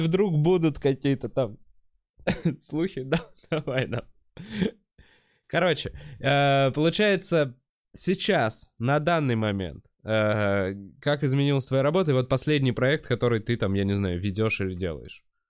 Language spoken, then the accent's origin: Russian; Moscow, Russia; я типа всю жизнь в Москве